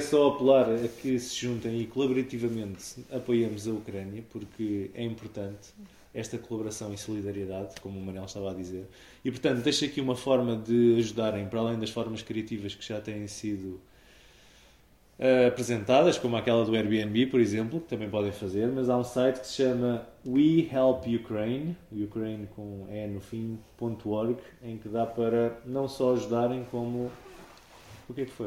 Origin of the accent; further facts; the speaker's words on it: Portugal; estamos em Portugal e somos portugueses